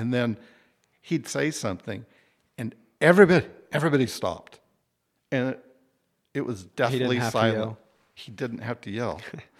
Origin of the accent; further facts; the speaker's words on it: Wichita, Kansas, United States; Wichita State, I grew up in Wichita.